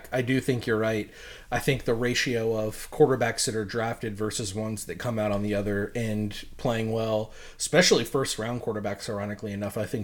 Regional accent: Virginia, United States; I grew up in Virginia

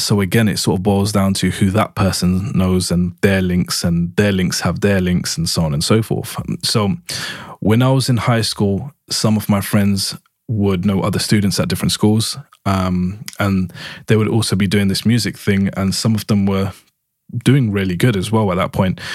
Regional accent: London, United Kingdom; I was born and raised in East London in the U K

